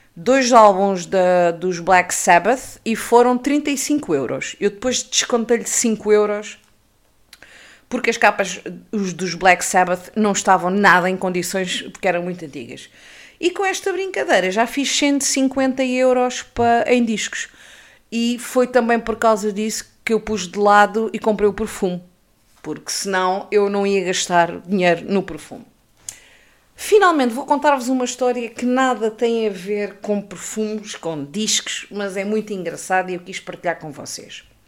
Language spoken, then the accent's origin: Portuguese; Peniche, Centro, Portugal; Eu cresci no Baleal